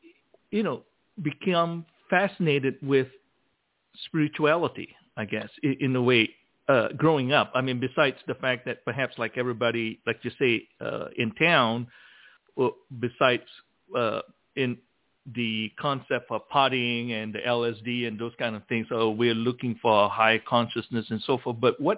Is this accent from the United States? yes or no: no; Malaysia; moved away; I grew up in Malaysia.